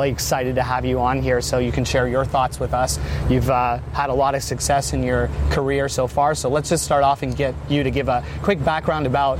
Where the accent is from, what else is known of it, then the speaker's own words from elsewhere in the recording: Canada; moved away as an adult; also born or lived in Western New Mexico; I came from Canada